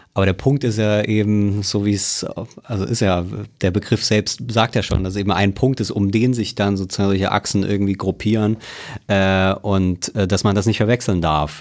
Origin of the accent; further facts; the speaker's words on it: Germany; wir Deutschen